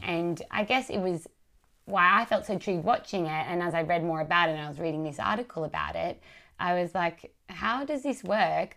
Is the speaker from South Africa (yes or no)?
no; Wollongong, New South Wales, Australia; we're all kindred spirits from the Gong um, me from the northern suburbs